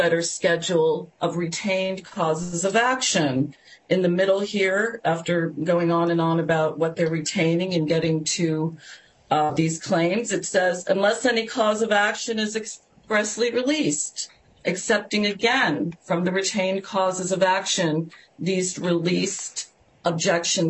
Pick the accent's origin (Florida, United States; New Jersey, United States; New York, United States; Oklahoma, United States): Florida, United States; Southern District of; the Southern District of Florida, which is my hometown